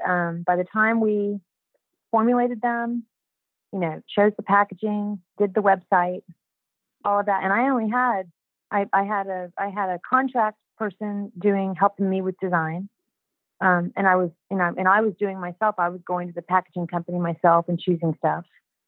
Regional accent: Houston, Texas, United States; I was a housewife from Houston, Texas

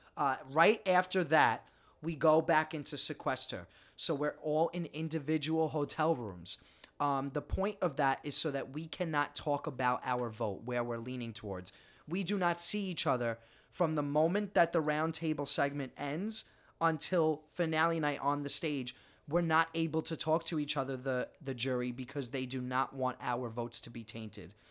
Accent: New York City, New York, United States; We're just Italian from Staten Island

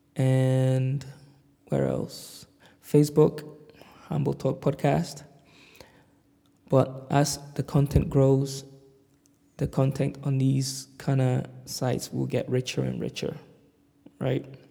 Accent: London, United Kingdom; moved away as an adult; now in Glasgow, United Kingdom; I'm currently based in Glasgow, Scotland, in the UK, but I grew up in London.

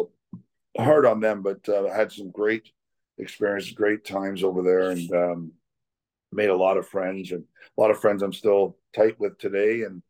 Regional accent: Toronto, Ontario, Canada; moved away as an adult; now in Peterborough, Canada; And, I grew up in Toronto and my dad worked downtown.

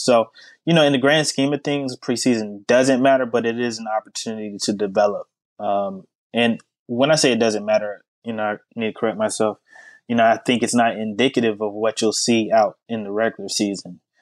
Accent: Charlotte, North Carolina, United States; moved away as an adult; also born or lived in Durham, North Carolina / Raleigh, North Carolina; now in Houston, United States; I'm from Charlotte, North Carolina, originally uh, born and raised.

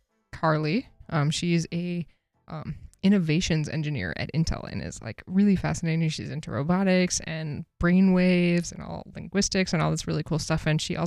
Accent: Massachusetts, United States; I turned 15, I guess, which is about the legal age for working in my home state of Massachusetts.

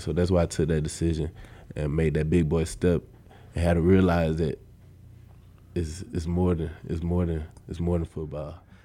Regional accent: Atlanta, Georgia, United States; moved away as an adult; now in Nebraska, United States; I'm from Atlanta, Georgia

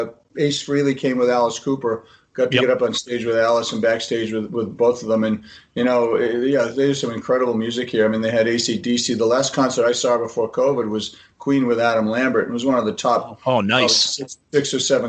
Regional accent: Haifa, Haifa District, Israel; born there; Listen, I was born in Haifa. You know, my mom was in a concentration camp.

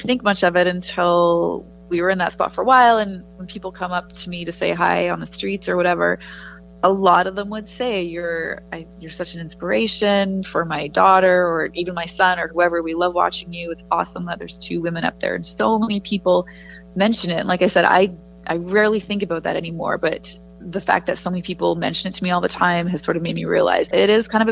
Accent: Edmonton, Alberta, Canada; moved away; covering the teams that I grew up watching. It was really cool for me to go to Oilers practice and be covering games and talking to the players, just to be covering an NHL team, never mind my hometown team, was awesome

